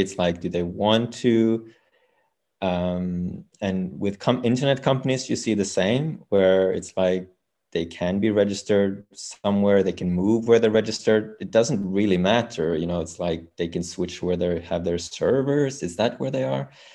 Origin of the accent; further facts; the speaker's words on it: Norway; We come from Norway